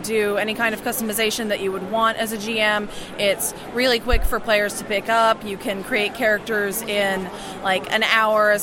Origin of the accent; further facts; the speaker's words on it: Economy, Indiana, United States; I am from the countryside near Economy, Indiana